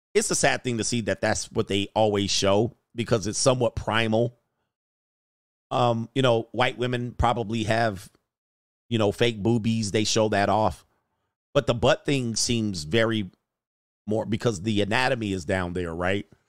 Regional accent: Southern California, United States; I'm from Southern California

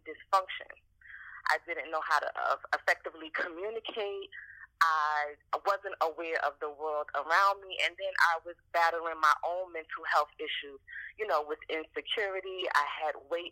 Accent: New York City, New York, United States; also born or lived in Portsmouth, Virginia; I am born and raised in Brooklyn, New York

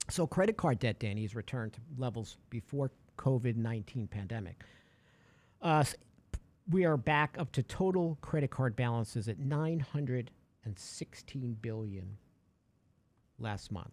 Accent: New York, United States; I'm a big Mets fan, Yankees fan. I'm from New York.

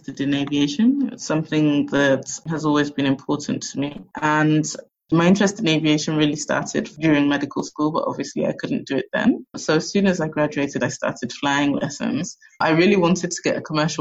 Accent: England, United Kingdom; moved away as an adult; now in Lagos, Nigeria; growing up in England and going to university in England

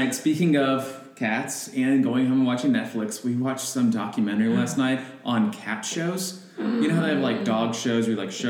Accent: Orlando, Florida, United States; moved away as an adult; also born or lived in Wisconsin; So I grew up in Orlando, and then I went to college in Wisconsin.

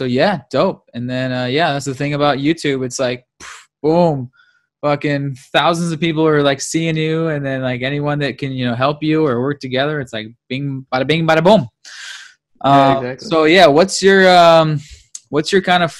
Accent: Seattle, Washington, United States; moved away; I'm from Seattle

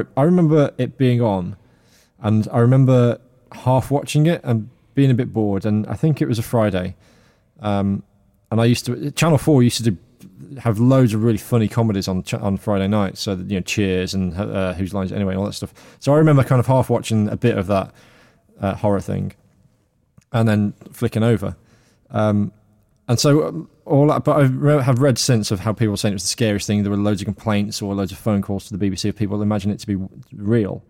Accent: Midlands, United Kingdom; I'm from the Midlands, and we can't speak properly here.

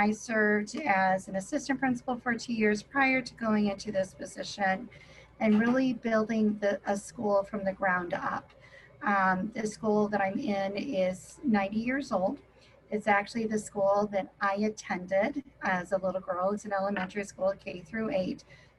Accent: Tucson, Arizona, United States; I'm from Tucson, Arizona.

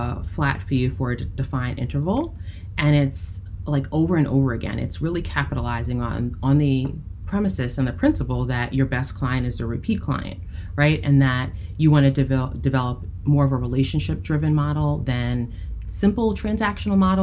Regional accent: United States; being a Black woman, right, growing up in the United States

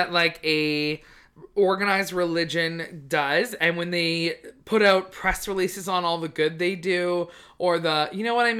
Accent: New Westminster, British Columbia, Canada; He's from like right where I grew up. Like right close to there.

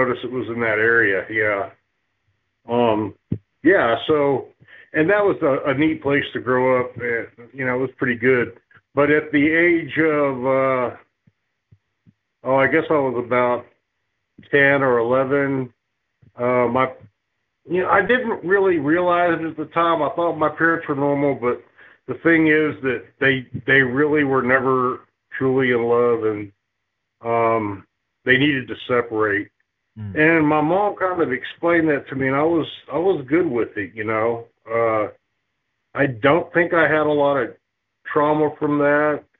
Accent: Lancaster, California, United States; also born or lived in Long Beach, California; by the time I was about 5 years old, we had moved to Lancaster, California.

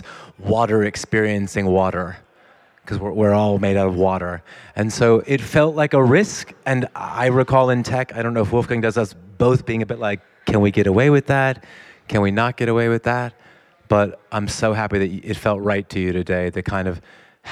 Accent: United States; I grew up in America

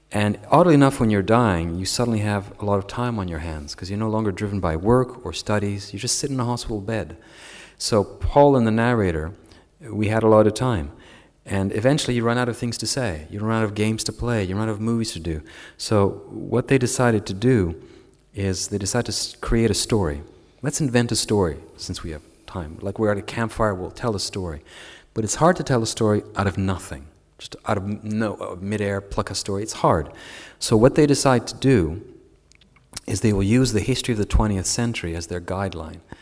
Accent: Canada; as a Canadian

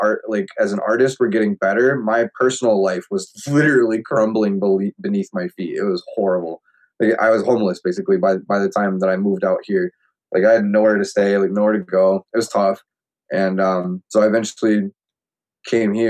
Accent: Menominee, United States; moved away as an adult; now in Albuquerque, United States; Menominee, like in my hometown.

